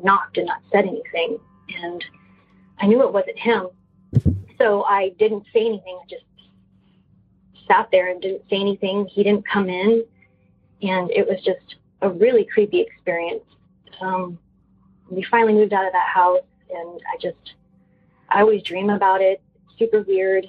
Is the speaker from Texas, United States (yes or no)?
yes; San Antonio, Texas, United States; now in Austin, United States; a house that I grew up in San Antonio. We moved there when I was 5 years old